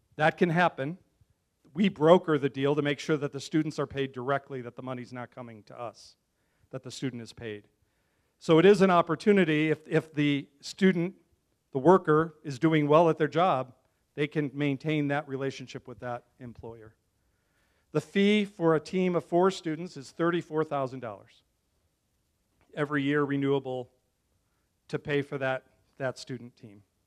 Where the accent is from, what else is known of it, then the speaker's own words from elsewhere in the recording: Chicago, Illinois, United States; now in Las Vegas, United States; I'm from Chicago.